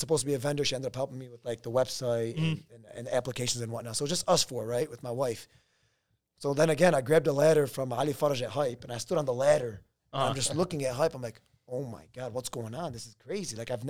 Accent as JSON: {"language": "English", "town": "Dearborn", "region": "Michigan", "country": "United States", "tie": "born or raised there", "said": "born and raised in Dearborn"}